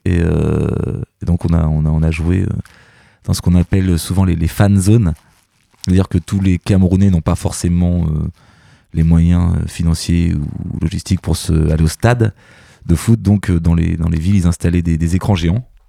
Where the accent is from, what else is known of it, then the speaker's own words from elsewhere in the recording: Normandy, France; on est normand, donc c'est normal que, qu'on revienne un petit peu dans, sur nos terres